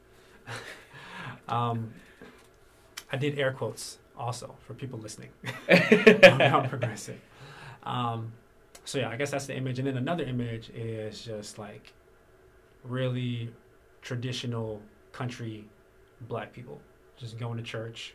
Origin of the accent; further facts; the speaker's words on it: North Carolina, United States; I've been born and raised in North Carolina